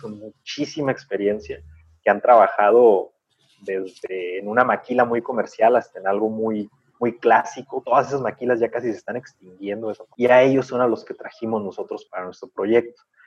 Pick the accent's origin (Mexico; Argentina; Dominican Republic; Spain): Mexico; como mexicanos